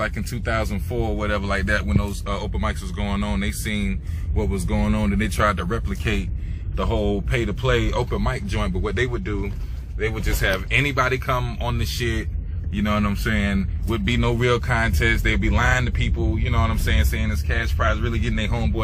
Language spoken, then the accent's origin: English; the South, United States; I'm from the South.